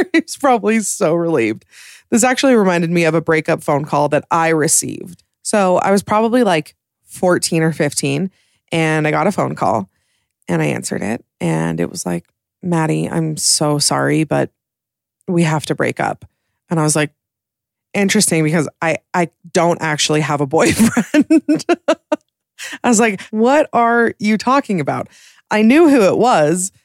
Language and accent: English; Utah, United States; I'm from Utah